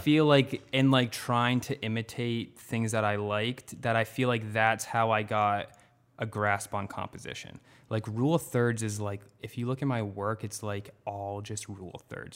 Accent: North Attleboro, Massachusetts, United States; I grew up in North Attleboro, which I still live in North Attleboro

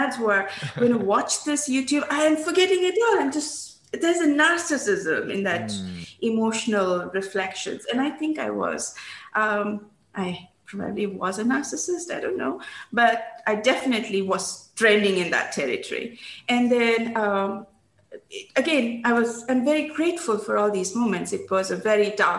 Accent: India; moved away; And in growing up in India, I had learned about 5 languages

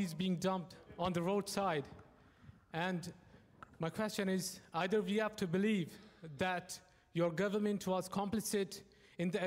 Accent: Balochistan, Pakistan; I'm from Balochistan.

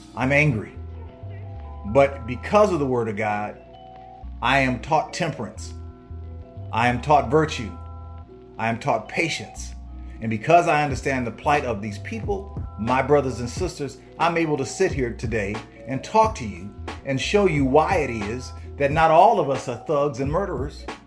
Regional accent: United States; I was born in America, making me an Hebrew Israelite American

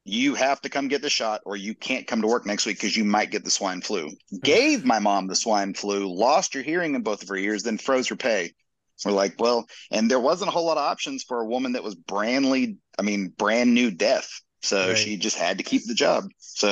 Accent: Camp Lejeune, North Carolina, United States; I lived there and I grew up on Camp Lejeune

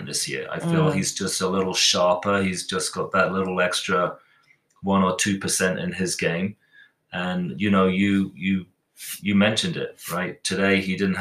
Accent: England, United Kingdom; now in United States; being English

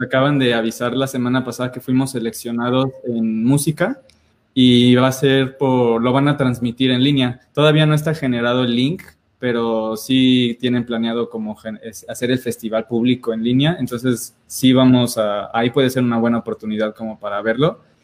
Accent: Celaya, Guanajuato, Mexico; also born or lived in Mexico City; now in Querétaro, Mexico; yo nací en Celaya

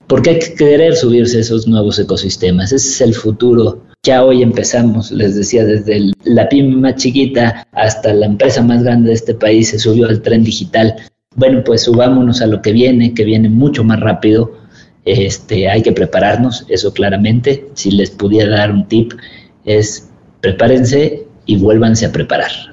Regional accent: Mexico; Tenemos esa resiliencia como, como mexicanos

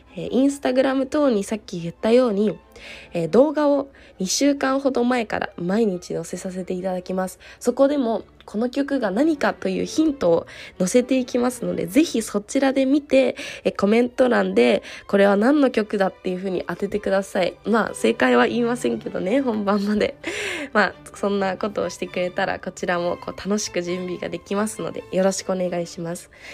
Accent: Tsukuba, Ibaraki, Japan; moved away as an adult; now in Salzburg, Austria; 私は、えー、出身が茨城県なので茨城県のつくば市でもやっぱり自分が一番こうお世話になった

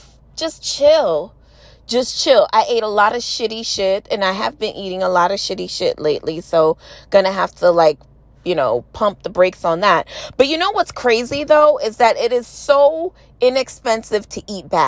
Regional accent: New York City, New York, United States; I'm from New York City

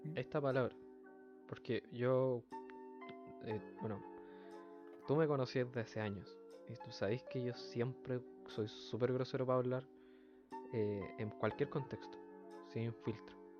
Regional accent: Chile; nosotros los mm. chilenos tenemos muchas palabras que no son parte del lenguaje

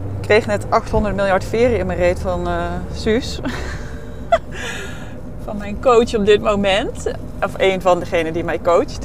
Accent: North Brabant, Netherlands; moved away; ik kwam ook uit Brabant, uit een niet hele grote plaats

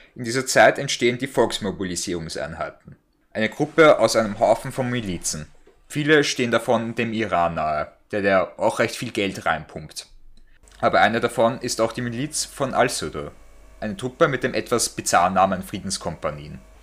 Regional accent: Austria; Also bei uns in Österreich

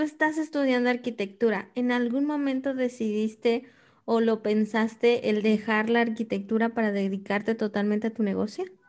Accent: Guadalajara, Jalisco, Mexico; Yo soy de Guadalajara

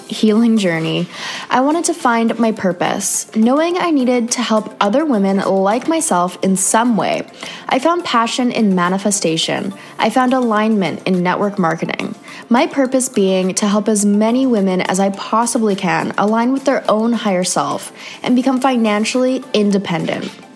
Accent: Canada; another Canadian girl

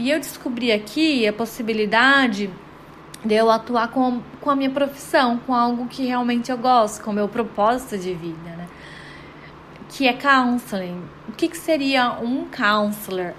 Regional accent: Guarujá, São Paulo, Brazil; moved away as an adult; also born or lived in Belém, Pará / United States; eu na verdade sou de Belém, do Pará, gente, mas eu morei no Guarujá por praticamente toda a minha vida, desde que eu me lembro, assim, me entendo por gente.

